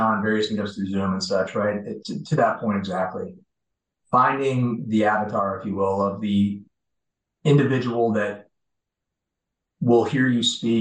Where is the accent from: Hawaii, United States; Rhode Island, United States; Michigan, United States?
Michigan, United States; just outside of Detroit; moved away; I grew up just outside of Detroit. Born and raised, and a lot of hardworking folks back there